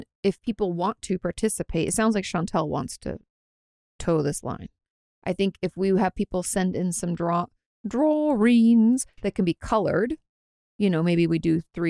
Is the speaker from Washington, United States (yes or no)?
yes; Washington, United States; I grew up like in Washington State, if you guys don't know, just outside of Olympia